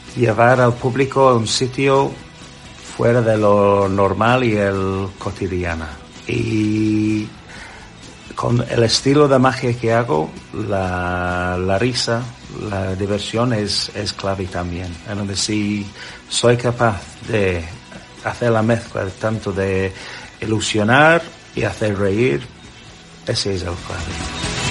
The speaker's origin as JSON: {"language": "Spanish", "region": "England", "country": "United Kingdom", "second_language": "Spanish", "moved": "yes", "lives_now": "Spain"}